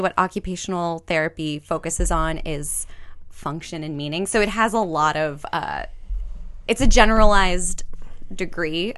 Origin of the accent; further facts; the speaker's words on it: Glendale, California, United States; moved away; I grew up in Glendale